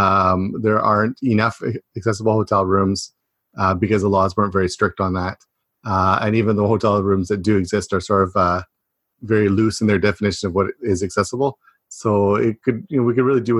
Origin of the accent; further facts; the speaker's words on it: a small town about an hour from Toronto, Ontario, Canada; moved away as an adult; now in Japan; I'm from a small town about an hour away from Toronto, but in Canada, we let that pass as Toronto